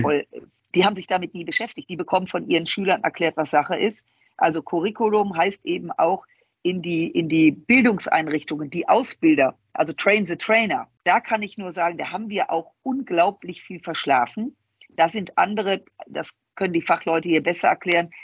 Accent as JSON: {"language": "German", "town": "Düsseldorf", "region": "North Rhine-Westphalia", "country": "Germany", "said": "Ich komme aus Düsseldorf, aus dem Rheinland."}